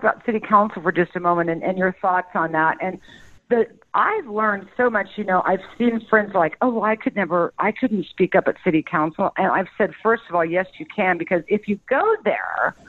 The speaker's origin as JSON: {"language": "English", "region": "Midwest", "country": "United States", "tie": "born or raised there", "said": "I was born and raised in the Midwest"}